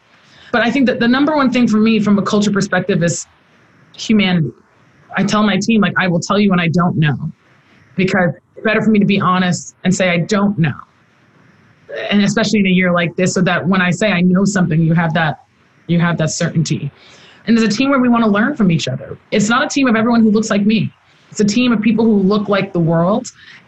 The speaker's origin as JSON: {"language": "English", "country": "Nigeria", "lives_now": "United States", "said": "because I have the duality of being in the U.S. but also being Nigerian, of seeing firsthand that the status quo is not enough."}